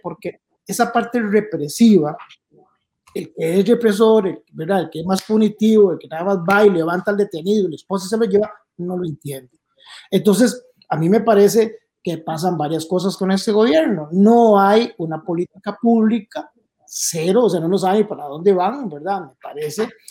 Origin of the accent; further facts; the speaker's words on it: Puntarenas, Costa Rica; moved away; Punta Arenas tiene 19 homicidios, mi pueblo